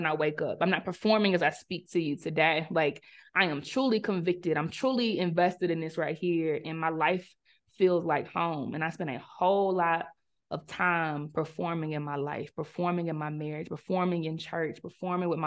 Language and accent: English; South Carolina, United States; moved away as an adult; also born or lived in Charlotte, North Carolina; growing up in South Carolina and me going to the University of South Carolina and moving to Charlotte to start a career, still in the South